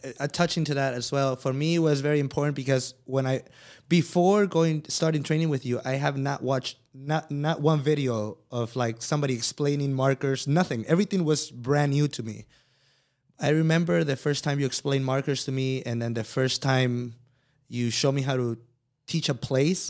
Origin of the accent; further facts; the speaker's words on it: Mexico; moved away; I came from Mexico